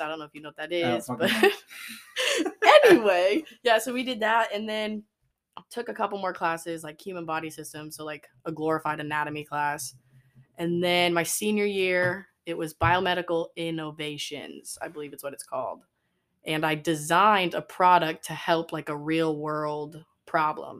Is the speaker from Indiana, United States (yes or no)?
yes; Westfield, Indiana, United States; I'm from Westfield, Indiana. Tiny little town